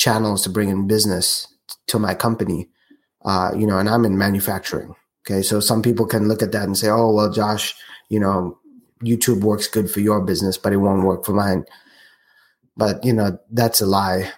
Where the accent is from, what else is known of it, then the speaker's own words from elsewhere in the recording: South Africa; moved away; my home country, South Africa